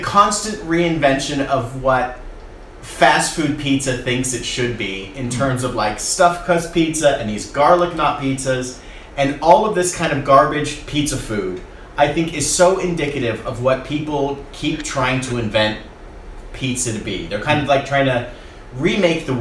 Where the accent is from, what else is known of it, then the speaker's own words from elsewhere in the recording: California, United States; we, as Californians